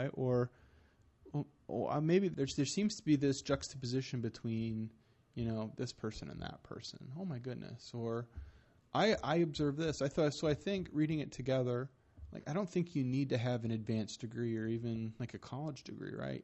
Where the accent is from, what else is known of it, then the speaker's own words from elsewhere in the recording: Michigan, United States; now in Fort Wayne, United States; I live here in Fort Wayne, Indiana, but I'm from Michigan